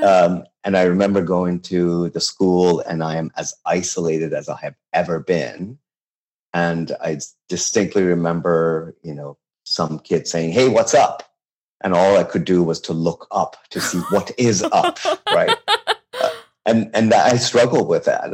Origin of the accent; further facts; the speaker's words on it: Tehran, Tehran Province, Iran; English is a second language; also born or lived in Babol; now in United States; I was born and raised in Tehran, and this is you know the city that I'm most related